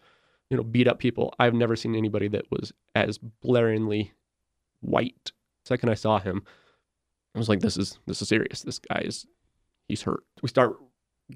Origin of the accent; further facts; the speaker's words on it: Jackson, Wyoming, United States; I'm from Jackson, Wyoming